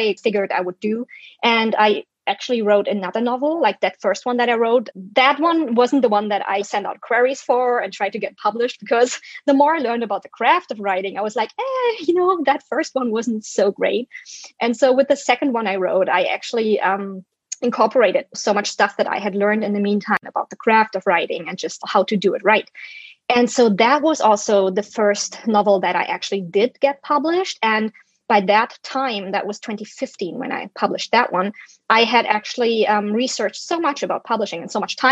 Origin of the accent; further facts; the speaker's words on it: Germany; first language German; English is a second language; moved away as an adult; now in United States; I'm a German citizen, native speaker, and We just moved to the US in 2012.